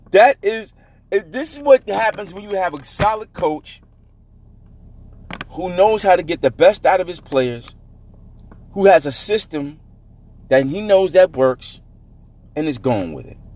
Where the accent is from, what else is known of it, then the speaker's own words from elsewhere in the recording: United States; I'm a New Yorker.